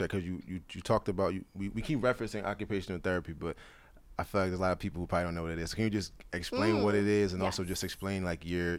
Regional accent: Westchester, New York, United States; we're from Westchester, okay?

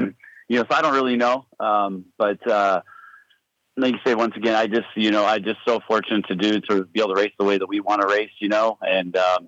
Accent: San Luis Obispo, California, United States; also born or lived in Paso Robles; I was born in San Luis Obispo, which is just 30 miles from here, and I've lived in this county all my life.

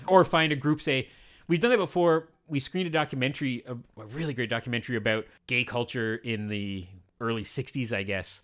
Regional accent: Canada; I'm a Canadian, white, middle-aged, brown-haired, heterosexual

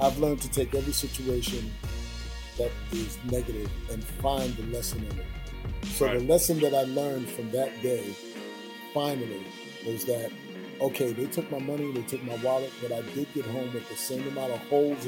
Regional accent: New York City, New York, United States; I still live in the Bronx. Born and raised in the Bronx

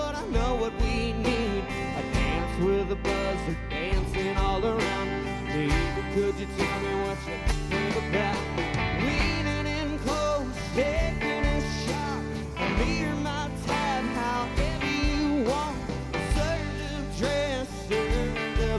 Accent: Nazareth, Texas, United States; I'm from Nazareth, Texas

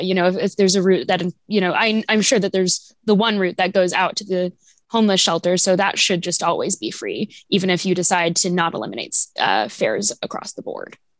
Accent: Overland Park, Kansas, United States; now in Lawrence, United States; I grew up in Overland Park

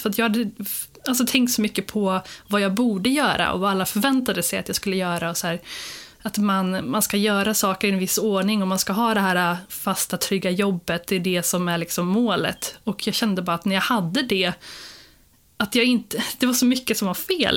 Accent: Skara, Västra Götaland, Sweden; moved away as an adult; also born or lived in Jönköping; jag är från Skara från början

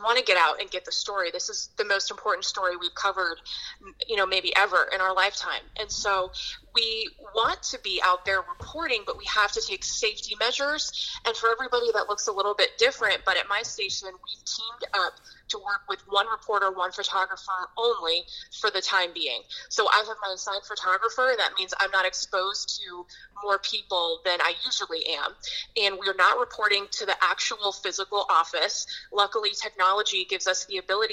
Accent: Pittsburgh, Pennsylvania, United States; also born or lived in New England; now in Tampa Bay, United States; I grew up in Pittsburgh

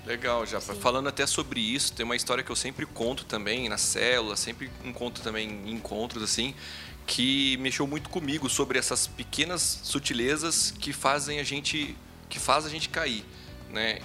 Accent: Brazil; Eu, como um bom brasileiro que sou

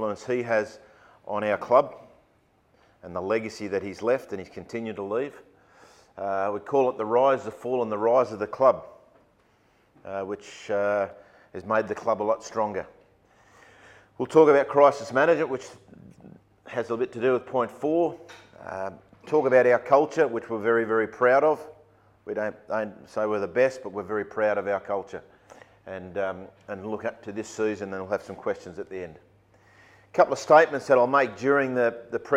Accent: Sydney, New South Wales, Australia; I'm from Sydney

